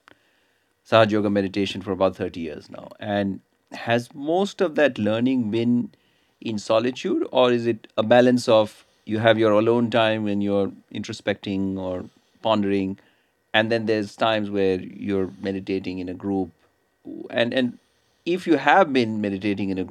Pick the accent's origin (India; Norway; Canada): India; moved away as an adult; also born or lived in United States / Texas; now in Australia; I grew up in India, spent about 20 years in the United States, and now I'm a resident of Australia